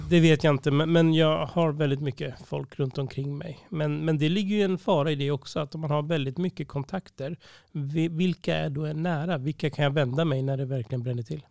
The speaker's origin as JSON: {"language": "Swedish", "town": "Uppsala", "region": "Uppsala County", "country": "Sweden", "tie": "born or raised there", "said": "jag var uppvuxen här i Uppsala"}